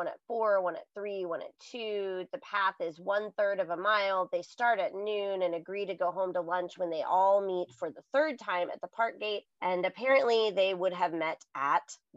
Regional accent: United States; I'm too American

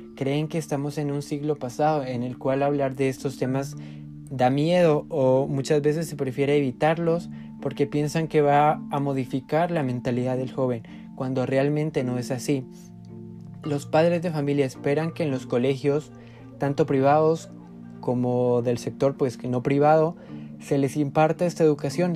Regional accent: Huehuetenango, Guatemala; Como guatemaltecos

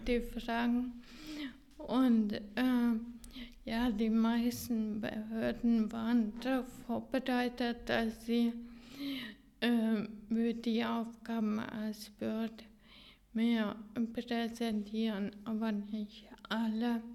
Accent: Hungary; German is a second language; now in Germany; dass ich mein Heimatland in, in äh, diesen äh, Schulen präsentiert habe

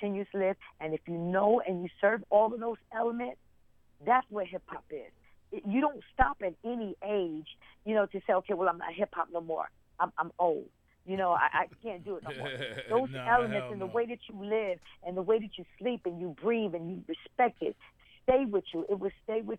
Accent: New York City, New York, United States; We're from the South Bronx

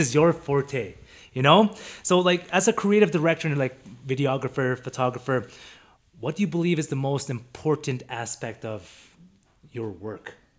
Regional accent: Vancouver, British Columbia, Canada; now in Calgary, Canada; me and you were born and raised in Vancouver

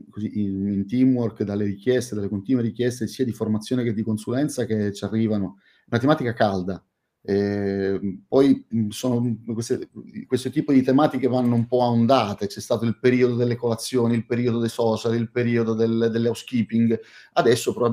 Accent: Catania, Sicily, Italy; Io sono, oggi sono, sono a Catania, la mia città natale, e sono molto, ma molto contento di essere qui, non in veste di turista, non in veste di eh, catanese che torna a casa sua

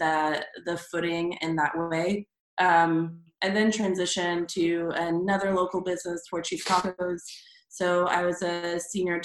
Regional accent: Springdale, Arkansas, United States; moved away as an adult; now in Austin, United States; I'm originally from Springdale, Arkansas.

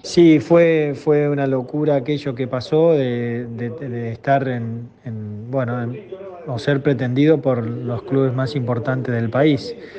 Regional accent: Argentina

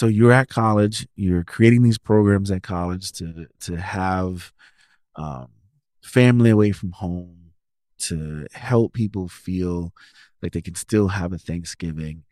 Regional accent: New York City, New York, United States; moved away as an adult; also born or lived in Sioux City, Iowa; I'm originally from New York City

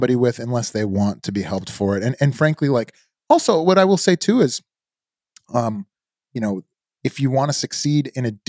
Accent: outside of Chicago, Illinois, United States; moved away as an adult; now in Indiana Dunes, United States; I grew up outside of Chicago

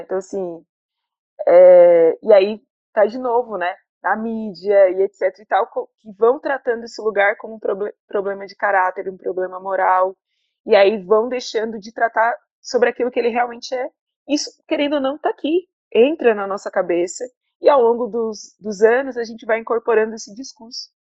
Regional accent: Criciúma, Santa Catarina, Brazil; moved away as an adult; now in Salvador, Brazil; eu sou do Sul, de Criciúma, uma cidade que eu tive uma escola, é, uma escola fundamental boa

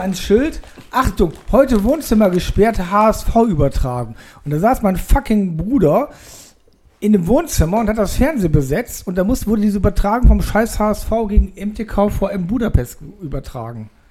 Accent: Cologne, North Rhine-Westphalia, Germany; moved away; als Kölner

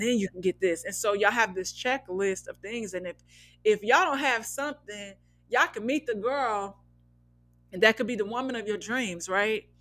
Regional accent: Midwest, United States; now in Los Angeles, United States; I'm from the Midwest, so it's not always just this flat, dry, monotone thing

